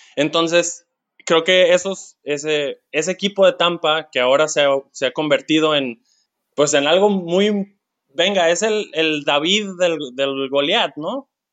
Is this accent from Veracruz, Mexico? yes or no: no; Culiacán, Sinaloa, Mexico; soy de Culiacán